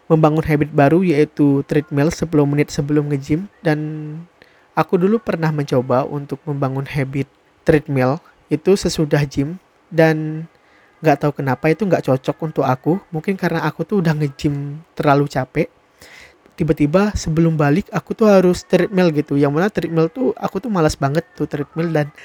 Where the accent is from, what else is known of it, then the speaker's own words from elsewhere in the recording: Sintang, West Kalimantan, Indonesia; pergi keluar kota, dari kota aku, yaitu Sintang, pergi ke kota lain